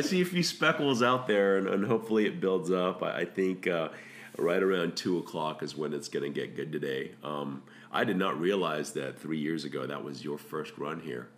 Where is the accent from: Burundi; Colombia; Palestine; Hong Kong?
Hong Kong; moved away; I grew up in Hong Kong